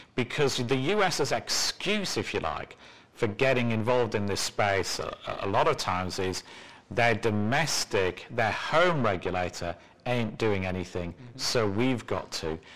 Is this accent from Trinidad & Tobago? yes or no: no; England, United Kingdom; moved away; I'm mean as well as English